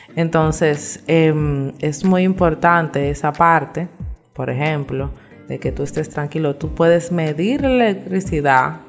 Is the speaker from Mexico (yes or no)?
no; Santo Domingo, Distrito Nacional, Dominican Republic; moved away as an adult; now in Punta Cana, Dominican Republic; yo soy de Santo Domingo, criada en Santo Domingo